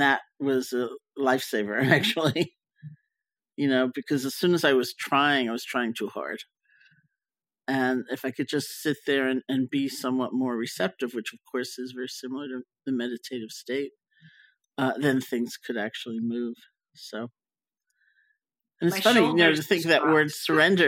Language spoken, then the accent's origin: English; New York, United States; also born or lived in Barre; I was growing up in Washington Heights